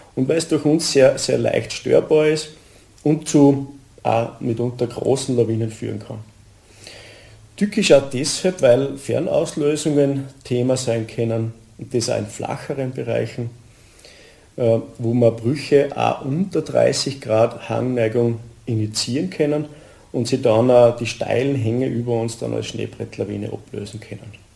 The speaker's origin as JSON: {"language": "German", "town": "Admont", "region": "Styria", "country": "Austria", "said": "bin aus Atmund, bin hauptberuflicher Bergführer"}